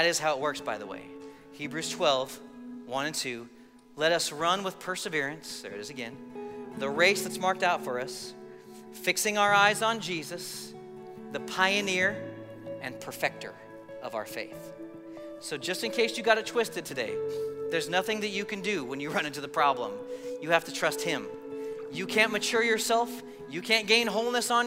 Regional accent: Colorado, United States; I grew up in Colorado

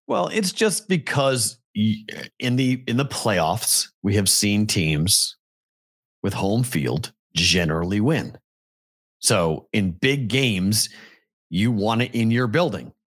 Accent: Massachusetts, United States; my home state

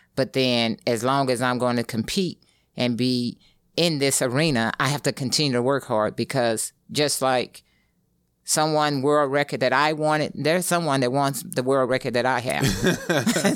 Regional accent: East St. Louis, Illinois, United States; moved away; that's where I'm from

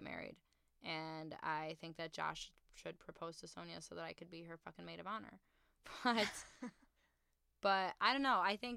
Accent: Midwest, United States; we are from the Midwest

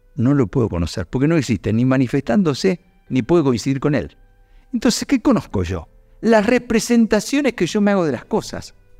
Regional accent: Luján, Buenos Aires Province, Argentina; now in Córdoba, Argentina; yo en realidad soy adoptivo cordobés, pero soy oriundo de Luján, soy bonaerense

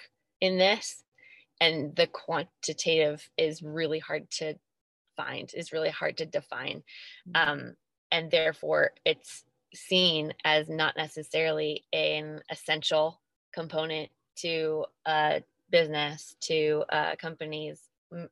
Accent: Albany, New York, United States; Albany, New York, my hometown

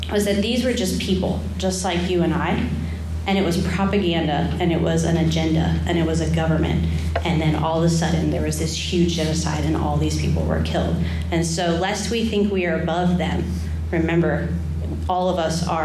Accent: Haiti; but I grew up in Haiti and it's a third world country and there's trash everywhere.

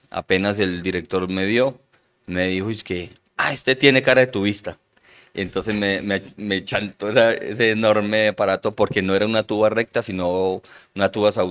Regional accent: Montelíbano, Córdoba, Colombia; born there; also born or lived in Medellín; Nosotros somos de una familia numerosa. Eh, nací en Montelíbano, Córdoba.

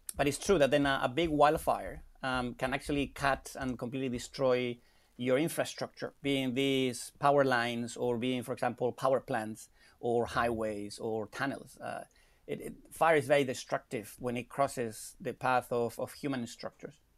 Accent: Spain; moved away; I'm from Spain

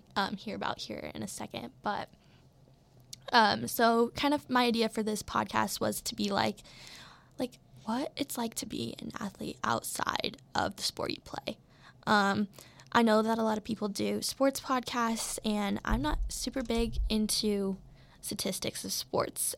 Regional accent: Colorado, United States; I'm from Colorado

